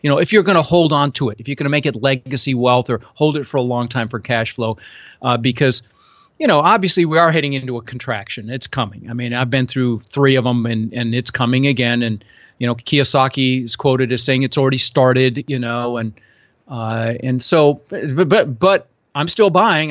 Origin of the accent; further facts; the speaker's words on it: Denver, Colorado, United States; also born or lived in Netherlands; I immigrated to this country from Holland when I was six years old with my mom and my brother and, uh, came across on a big boat and ended up in Denver